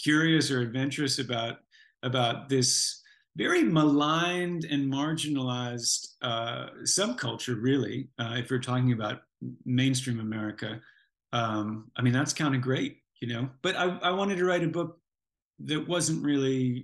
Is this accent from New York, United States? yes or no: yes; Buffalo, New York, United States; I happened to come from the same hometown as this band called